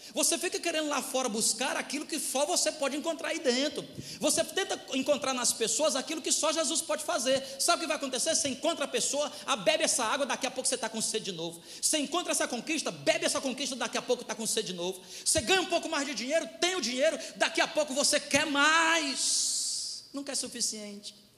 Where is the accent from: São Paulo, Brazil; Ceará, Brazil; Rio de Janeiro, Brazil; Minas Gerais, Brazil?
Ceará, Brazil; eu sou do Ceará